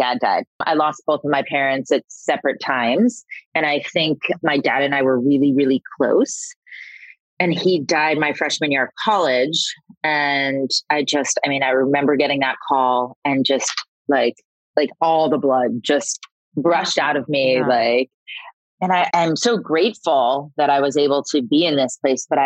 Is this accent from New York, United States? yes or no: no; Florida, United States; I'm from Florida